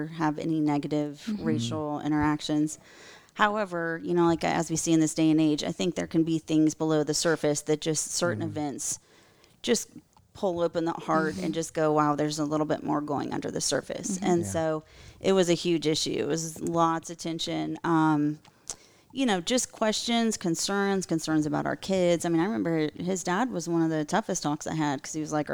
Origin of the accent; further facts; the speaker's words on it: Colorado, United States; moved away as an adult; also born or lived in Tallahassee; I grew up in all white Colorado, small town